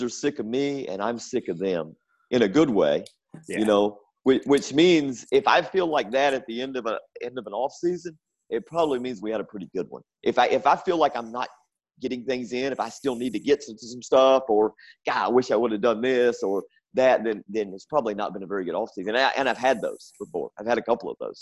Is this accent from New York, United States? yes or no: no; North Carolina, United States; growing up in North Carolina